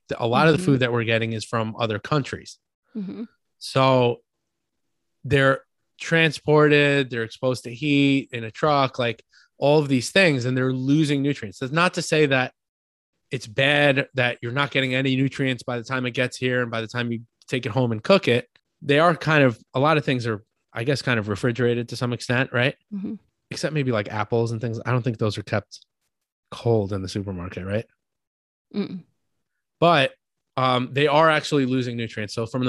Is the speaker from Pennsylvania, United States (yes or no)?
no; New York, United States; I'm from New York.